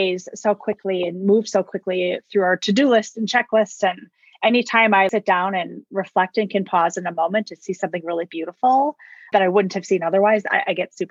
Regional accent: Wisconsin, United States; now in Arizona, United States; I'm originally born and raised in Wisconsin. And actually moved to Arizona about 11 years ago

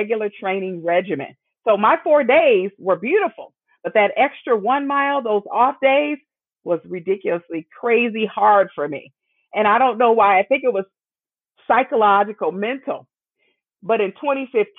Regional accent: Midwest, United States; born and raised in the Midwest

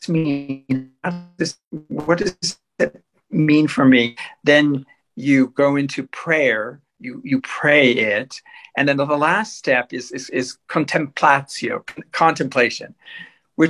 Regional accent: Southern California, United States; born or raised there

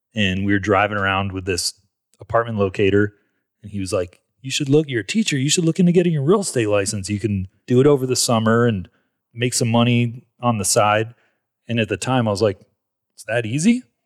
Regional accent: Marietta, Georgia, United States; I grew up in Atlanta, Georgia, um, Marietta, which is just, it's a suburb north of Atlanta

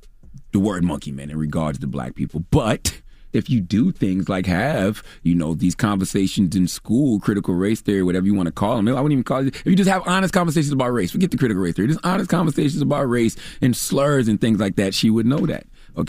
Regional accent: South Carolina, United States; being that I hail from South Carolina, but I was used to my brand of racist.

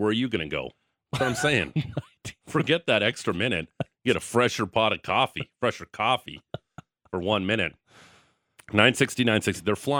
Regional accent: Niagara Falls, Ontario, Canada; I was born in Niagara Falls

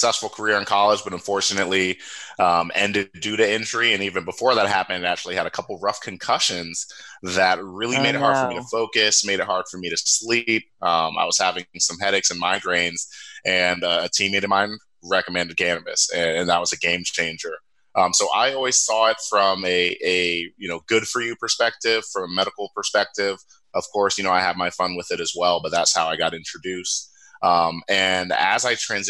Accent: Cincinnati, Ohio, United States; born or raised there; also born or lived in upstate New York

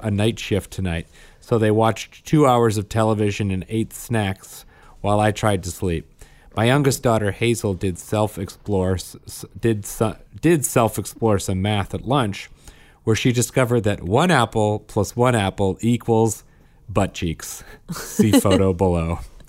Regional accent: Saskatchewan, Canada

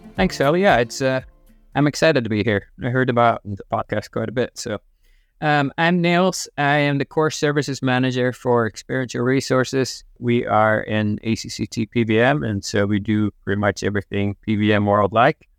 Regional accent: Netherlands; moved away as an adult

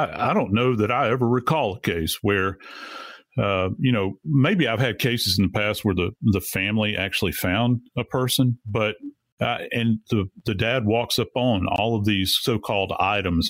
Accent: Louisiana, United States; I was born and raised in Louisiana. I've been around swamps my entire life

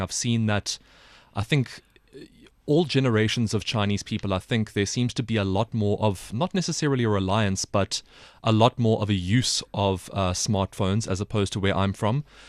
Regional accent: South Africa; now in China; as a South African

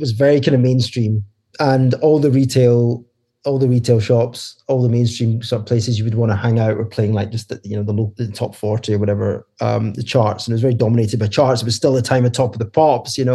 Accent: Scotland, United Kingdom; moved away as an adult; now in London, United Kingdom; we're both Scottish, started in Glasgow, and then about 10 years ago moved to London.

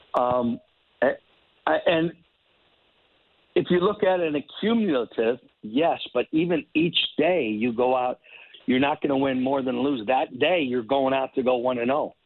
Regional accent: Chicago, Illinois, United States; when I was growing up in Chicago

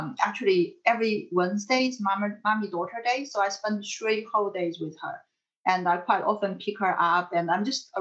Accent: China; moved away; I'm from China

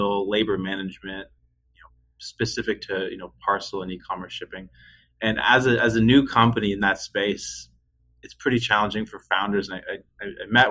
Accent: just outside of Halifax, Nova Scotia, Canada; moved away as an adult; also born or lived in Ottawa, Ontario; now in Windsor, Canada; I grew up just outside of Halifax, Nova Scotia, Canada

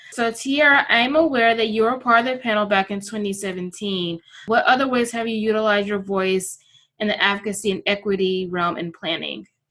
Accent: South Florida, United States; I'm from South Florida

